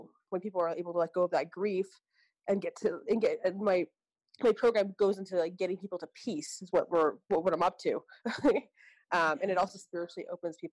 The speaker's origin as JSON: {"language": "English", "town": "Vancouver", "region": "British Columbia", "country": "Canada", "said": "I'm from Vancouver, Canada"}